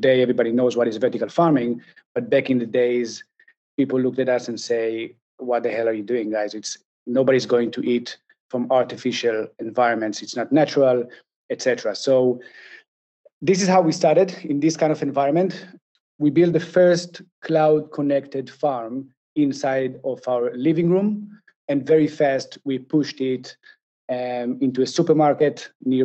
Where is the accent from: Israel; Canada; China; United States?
Israel; I'm from Israel